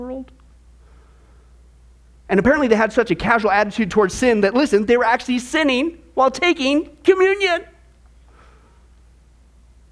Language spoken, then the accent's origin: English; Midwest, United States; I grew up in the Midwest.